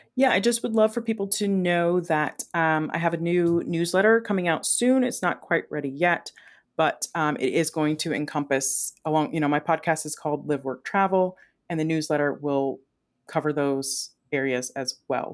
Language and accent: English; Ohio, United States; moved away; also born or lived in Las Vegas, Nevada; I'm from Ohio originally